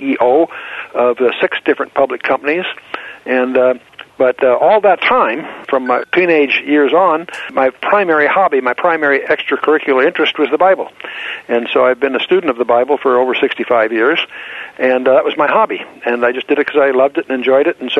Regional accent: Southern California, United States; moved away; also born or lived in Annapolis, Maryland; I was raised in Southern California with foreign-born parents from Germany

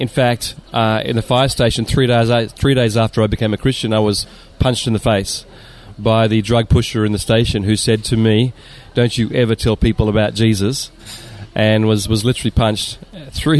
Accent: Sydney, New South Wales, Australia; moved away as an adult; now in Japan; I was born in Sydney and raised in the beach suburbs.

